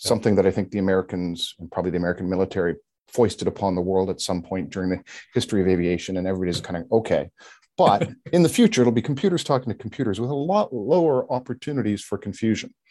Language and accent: English; Canada; as a Canadian